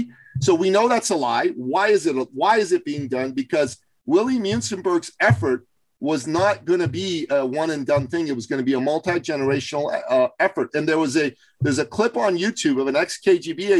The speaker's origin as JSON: {"language": "English", "country": "Iran", "tie": "born or raised there", "moved": "yes", "said": "When I was growing up in Iran"}